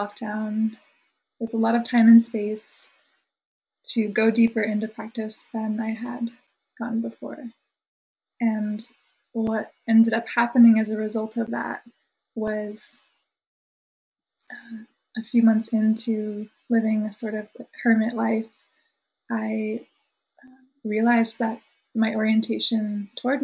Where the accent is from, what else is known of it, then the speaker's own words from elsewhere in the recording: Santa Barbara, California, United States; moved away as an adult; also born or lived in Melbourne, Australia / New York; now in Woodstock, United States; moved to Santa Barbara, California, when I was 7, and lived there until I was about 19. So Santa Barbara's really home, it's hometown